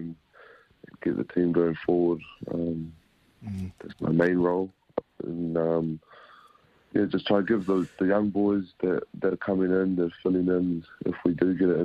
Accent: Australia; also born or lived in Whangarei, New Zealand; now in Christchurch, New Zealand; I never thought I'd live in New Zealand in my life, growing up in Australia

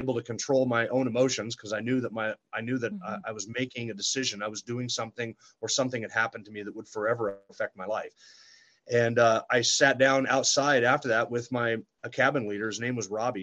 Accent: Sandpoint, Idaho, United States; also born or lived in California; I grew up here in Sandpoint, went to school here, graduated high school in 1990.

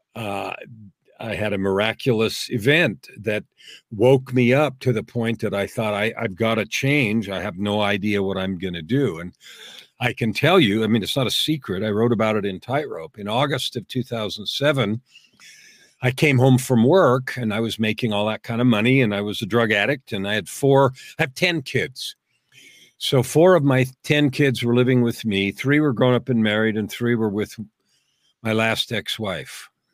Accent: San Francisco, California, United States; moved away as an adult; now in Canada; I was actually born and raised in the US. I was born in San Francisco and raised in California.

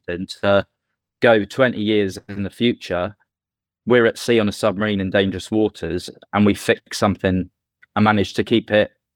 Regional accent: Lymington, South East England, United Kingdom; my dad came across when he met my mum, and they settled in Limington

